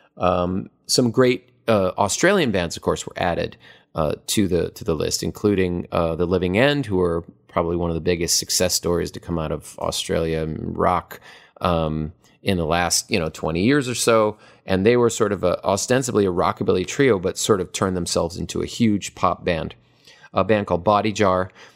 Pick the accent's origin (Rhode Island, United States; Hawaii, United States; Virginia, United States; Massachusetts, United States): Hawaii, United States; moved away as an adult; also born or lived in Los Angeles; I am from Hawaii.